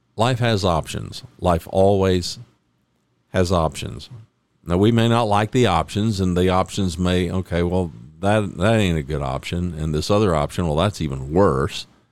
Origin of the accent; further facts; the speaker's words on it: Oklahoma, United States; also born or lived in north central Texas; now in Texas, United States; I was born in Oklahoma